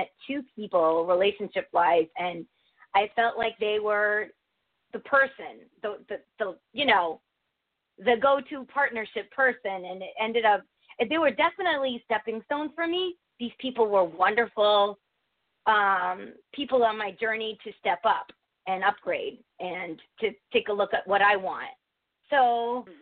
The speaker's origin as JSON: {"language": "English", "country": "United States", "tie": "born or raised there", "said": "I was born and raised in America"}